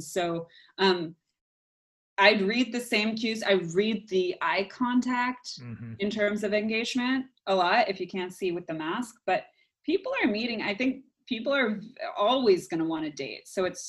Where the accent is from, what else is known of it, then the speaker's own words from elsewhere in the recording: New Orleans, Louisiana, United States; Oh, I came here from New Orleans. It doesn't exist for me.